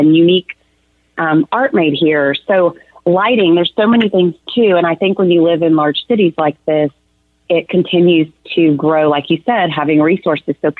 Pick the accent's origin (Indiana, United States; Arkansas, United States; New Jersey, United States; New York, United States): Arkansas, United States; now in Texas, United States; I'm originally from Arkansas, which is just a neighbor just right over here to the east.